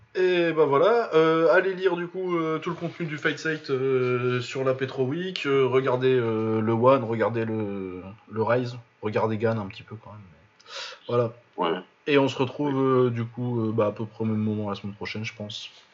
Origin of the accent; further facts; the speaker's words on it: France; on est français